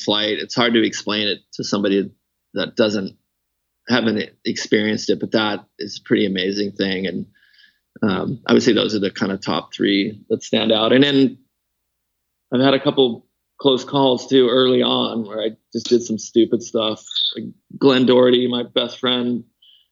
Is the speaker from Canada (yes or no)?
yes; Canada; now in Lake Tahoe, United States; I grew up skiing when I was born in Canada.